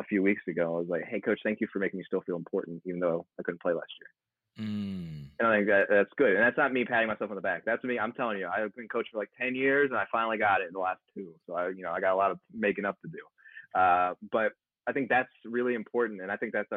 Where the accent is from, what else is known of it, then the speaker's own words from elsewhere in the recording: Baltimore, Maryland, United States; moved away; also born or lived in Buffalo; I'm from Baltimore originally, so, you know, Chesapeake Bay